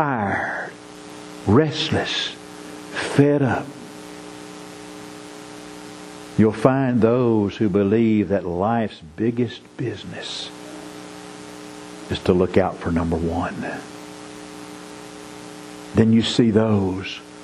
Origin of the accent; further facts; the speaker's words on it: Marshall, Texas, United States; growing up in Marshall, Texas